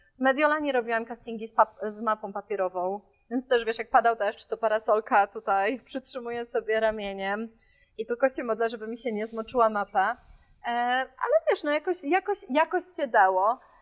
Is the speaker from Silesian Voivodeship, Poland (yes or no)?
no; Warsaw, Masovian Voivodeship, Poland; moved away; Ja jestem z Żoliborza w Warszawie, więc my mamy obok, e, Lasek Bielański